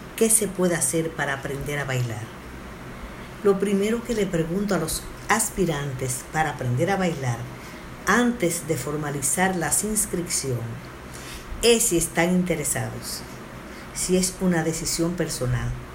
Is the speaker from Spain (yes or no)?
no; Dominican Republic; Somos un país caribeño